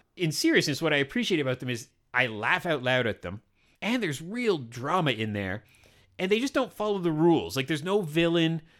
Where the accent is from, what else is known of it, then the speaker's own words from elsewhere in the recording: Canada; I'm a Canadian, white, middle-aged, brown-haired, heterosexual